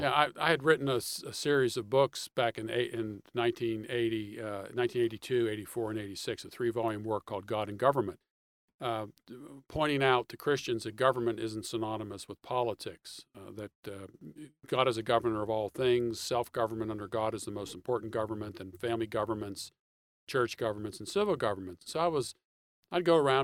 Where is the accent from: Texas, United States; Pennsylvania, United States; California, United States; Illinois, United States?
Pennsylvania, United States; Pittsburgh; moved away as an adult; also born or lived in Michigan; now in Atlanta, United States; I'm originally from Pittsburgh, Pennsylvania. I grew up in the suburbs of uh, Pittsburgh